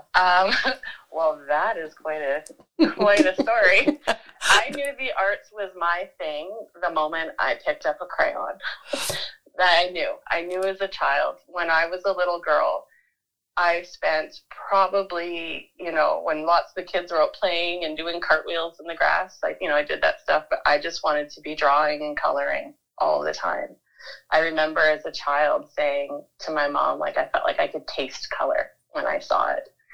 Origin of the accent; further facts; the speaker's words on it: Vancouver, British Columbia, Canada; moved away as an adult; also born or lived in Manitoba / Toronto; now in Vernon, Canada; I was born in Manitoba, but mostly grew up on the coast in Vancouver in a little village, which is now kind of grown into something something bigger. But at the time, it was a little little area, little corner of Vancouver called Deep Cove.